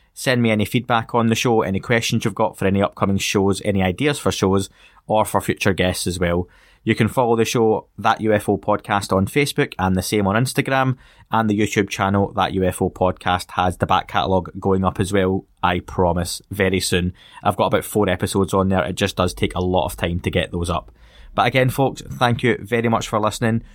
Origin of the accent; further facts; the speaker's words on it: Scotland, United Kingdom; I'm Scottish